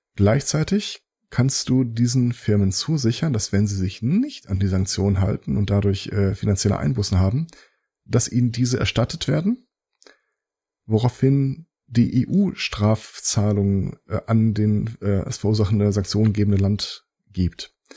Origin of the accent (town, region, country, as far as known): Germany